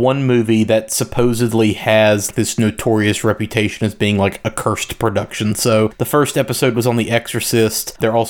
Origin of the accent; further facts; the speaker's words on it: Slidell, Louisiana, United States; born there; But the fact that they were like, oh yeah, Slidell, Louisiana, I was like, the fuck? Right? That's where so I was weird. Born. Like, I was born in that hospital.